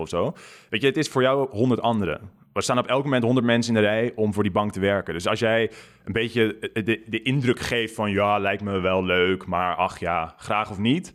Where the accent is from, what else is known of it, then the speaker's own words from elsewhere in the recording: near Gouda, South Holland, Netherlands; moved away as an adult; also born or lived in London; bij Gouda in de buurt